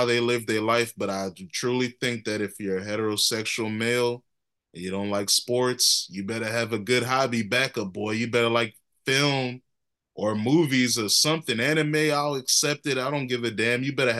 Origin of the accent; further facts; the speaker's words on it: United States; I'm an American.